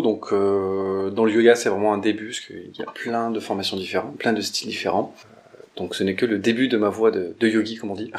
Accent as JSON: {"language": "French", "town": "Romans-sur-Isère", "region": "Auvergne-Rhône-Alpes", "country": "France", "tie": "born or raised there", "moved": "yes", "lives_now": "Lyon, France", "said": "à Romans-sur-Isère de là d'où je viens"}